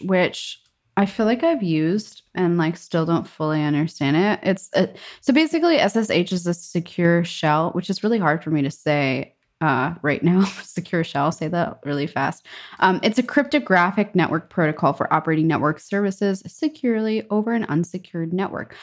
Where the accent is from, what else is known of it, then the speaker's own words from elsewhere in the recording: New York, United States; moved away as an adult; also born or lived in Germany; now in Stockholm, Sweden; New York